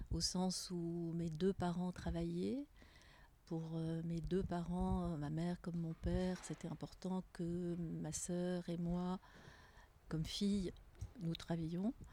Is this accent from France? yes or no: no; Tunisia; now in Geneva, Switzerland; J'ai grandi en Tunisie avec des parents, ma mère française, mon père anglais.